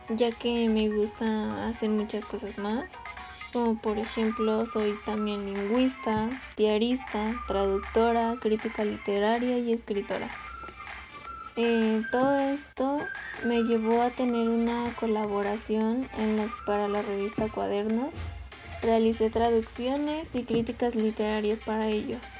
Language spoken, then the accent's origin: Spanish; Avellaneda, Buenos Aires Province, Argentina; born there; Pues yo nací el 29 de abril de 1936 en Avellaneda, Argentina, un lugar muy bello al cual me gusta ir a visitar eh, cuando puedo y cuando tengo tiempo porque ya no vivo